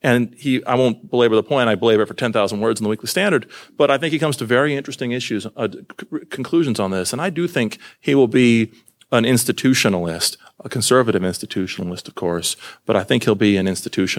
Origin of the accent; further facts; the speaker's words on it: Iowa, United States; I'm not a Texan. I come from the Texas of the North, Iowa.